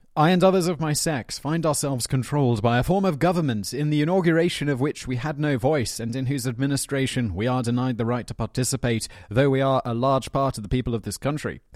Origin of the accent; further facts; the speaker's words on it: United Kingdom; as a British man